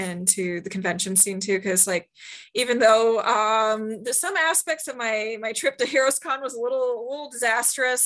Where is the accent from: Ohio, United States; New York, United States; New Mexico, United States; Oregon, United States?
Ohio, United States; Marysville; Marysville is a town slightly northwest of Columbus, Ohio. Neat little town. I grew up there. It got more interesting when I moved out